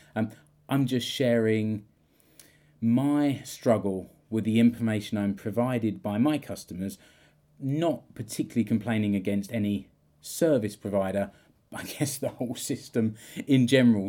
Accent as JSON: {"language": "English", "country": "United Kingdom", "moved": "yes", "said": "I'm British."}